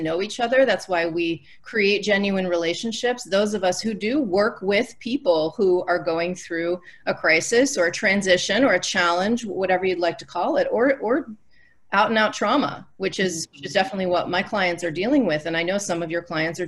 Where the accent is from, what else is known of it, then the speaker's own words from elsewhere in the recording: Northeast, United States; I grew up in the Northeast